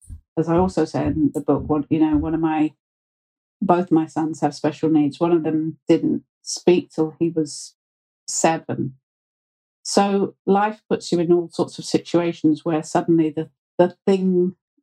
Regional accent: United Kingdom; accent: very British; being British

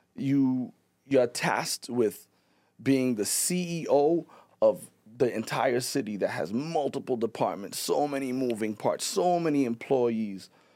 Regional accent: Pawtucket, Rhode Island, United States; I'm not from Providence. I'm from Pawtucket

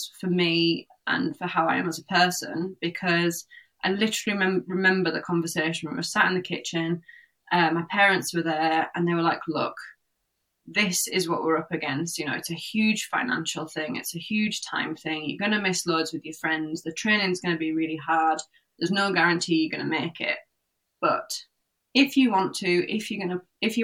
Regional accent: Cumbria, North West England, United Kingdom; I grew up in Cumbria, north of Cumbria

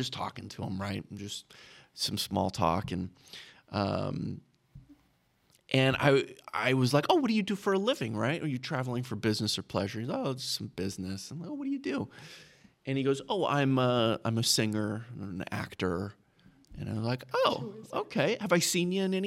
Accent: Dallas, Texas, United States; now in Idaho, United States; I'm from the Dallas, Texas area, right? And so I'm in high school

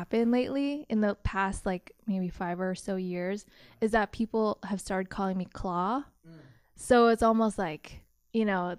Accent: Philippines; But because I'm Filipino.

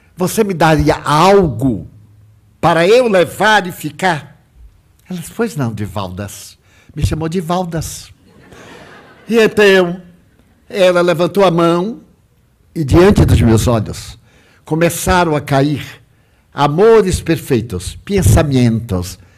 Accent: Salvador, Bahia, Brazil; Salvador, a minha cidade natal

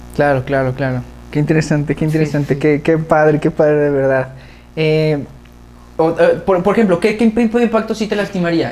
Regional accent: Guadalajara, Jalisco, Mexico; Los dos somos de Guadalajara

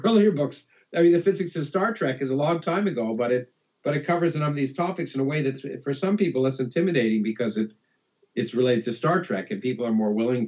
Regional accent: Canada; moved away as an adult; now in United States; I grew up in Canada. I came to the United States because of the graduate schools and to be educated.

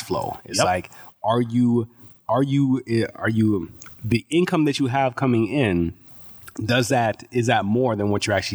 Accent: Edmonton, Alberta, Canada; also born or lived in Toronto, Ontario / Jamaica; The first couple of years of my life, I was a child, just a baby in Jamaica, and then came back here to Edmonton. And that's where I've spent most of my life

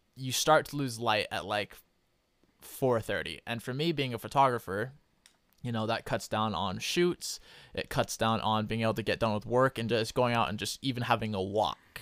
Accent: Idaho, United States; I'm from Idaho

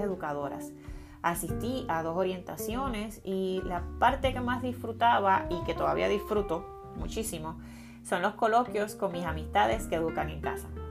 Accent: Carolina, Puerto Rico; soy natural de Carolina, tierra de gigantes, en la hermosa isla de Puerto Rico

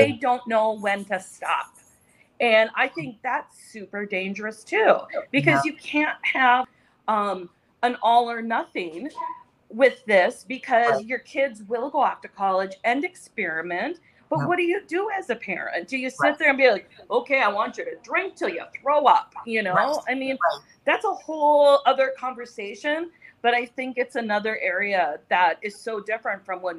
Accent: North Dakota, United States; moved away; I grew up in North Dakota

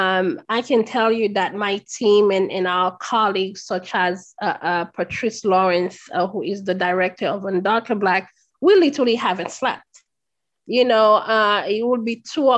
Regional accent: Haiti; now in United States; As a Haitian, I am a descendant of slaves, and I am a Black immigrant in the United States.

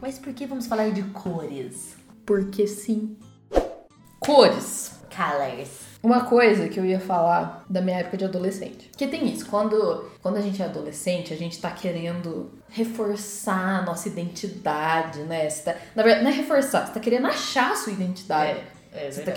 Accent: Poços de Caldas, Minas Gerais, Brazil; a minha adolescência eu passei em Poços

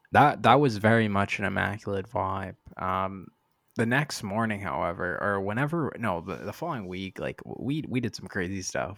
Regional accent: Canada; moved away as an adult; also born or lived in Boston, United States; now in Miami, United States; I'm from Canada. I know I was born in Boston, but I'm I, I grew up here.

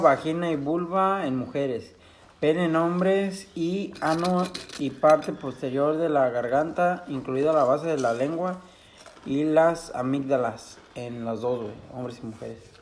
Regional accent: Mexico; en mi pueblo, güey, hubo un tiempo y creo que no solo en mi pueblo, en todo pinche México

